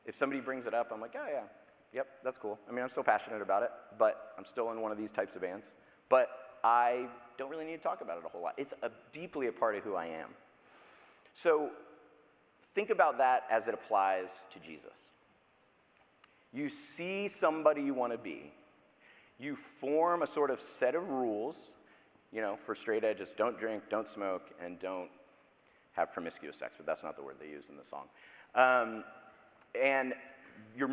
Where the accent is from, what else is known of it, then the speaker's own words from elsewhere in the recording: Daytona Beach, Florida, United States; I grew up in Daytona Beach, Florida